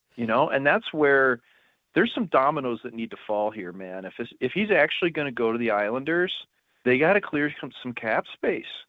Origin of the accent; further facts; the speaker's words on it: St. Louis, Missouri, United States; I'm from Saint Louis